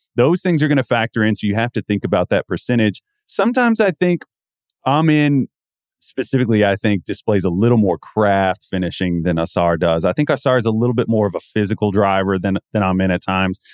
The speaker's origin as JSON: {"language": "English", "region": "the South", "country": "United States", "tie": "born or raised there", "said": "growing up in the South"}